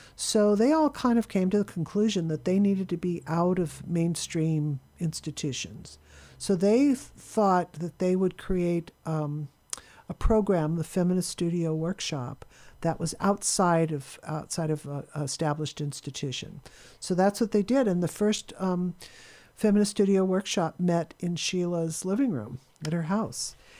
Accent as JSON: {"language": "English", "town": "Claremont", "region": "California", "country": "United States", "tie": "born or raised there", "also_born_or_lived": "Kansas City", "said": "I was born in Kansas City, but I grew up in Claremont, and my mother worked at Pitzer College"}